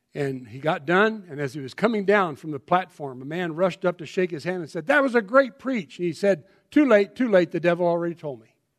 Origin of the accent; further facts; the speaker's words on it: Colorado, United States; I'm from Colorado